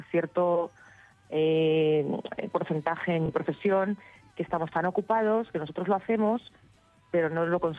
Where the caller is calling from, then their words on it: Seville, Andalusia, Spain; Hola Patricia … de Sevilla.